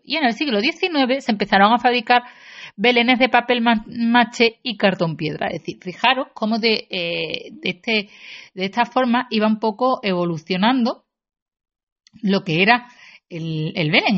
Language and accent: Spanish; Seville, Andalusia, Spain; los que somos de Sevilla